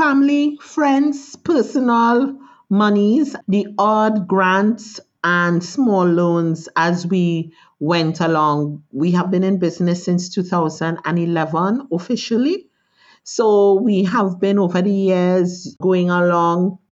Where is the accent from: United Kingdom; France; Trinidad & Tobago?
Trinidad & Tobago; Trinidad; born there; Well, I was born in Trinidad.